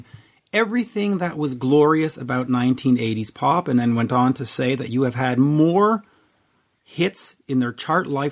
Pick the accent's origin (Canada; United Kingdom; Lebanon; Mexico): Canada; I'm Canadian